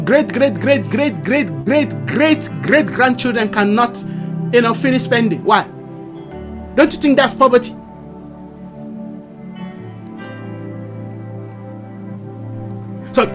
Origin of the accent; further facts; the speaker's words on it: Nigeria; my nationality as a Nigerian